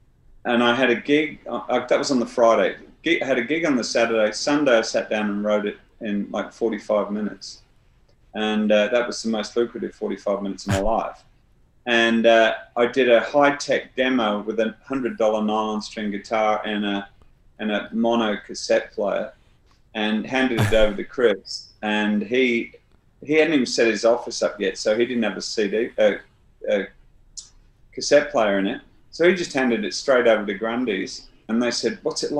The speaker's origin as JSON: {"language": "English", "region": "North Wales", "country": "United Kingdom", "tie": "born or raised there", "also_born_or_lived": "Southwest London", "moved": "yes", "said": "I was growing up in North Wales"}